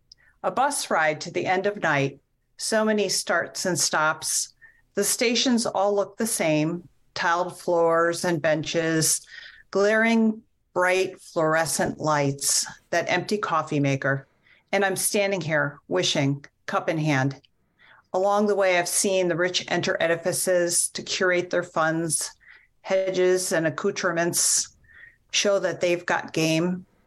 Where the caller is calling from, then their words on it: Lyman, Maine, United States; I live in Lyman, Maine, which is in southern Maine.